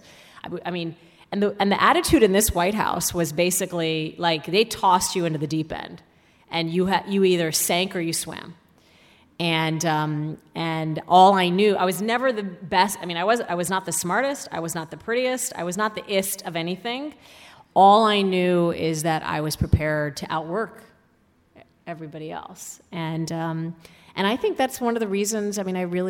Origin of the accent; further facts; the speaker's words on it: Saudi Arabia; now in United States; growing up in Saudi Arabia